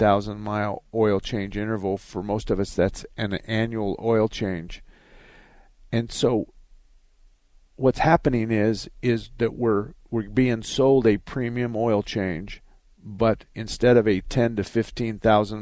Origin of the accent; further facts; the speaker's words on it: Arizona, United States; I was born and raised in Arizona.